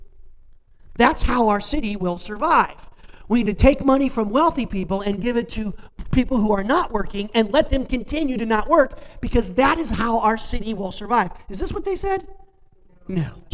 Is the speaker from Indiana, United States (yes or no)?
yes; Warren, Indiana, United States; moved away as an adult; now in Sebewaing, United States; I grew up in Warren, Indiana